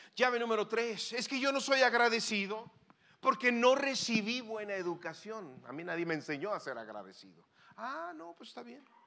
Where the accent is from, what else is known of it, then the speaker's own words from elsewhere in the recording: Sonora, Mexico; allá le decimos German chocolate porque somos de Sonora